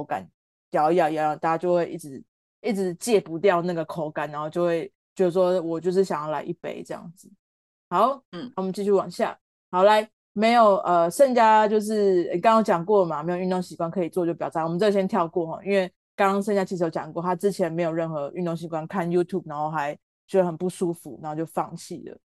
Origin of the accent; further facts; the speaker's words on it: Tainan, Taiwan; 我我们家也炸，因为我也是台南人。